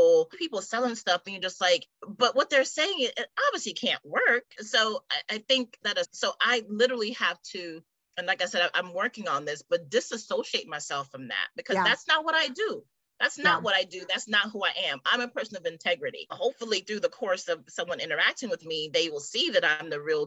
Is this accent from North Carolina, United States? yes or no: no; New York City, New York, United States; we grew up in Brooklyn